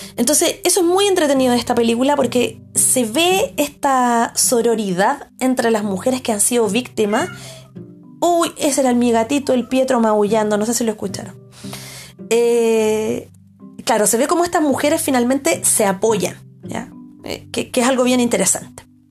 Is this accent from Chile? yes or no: yes; Chile; como espectadora chilena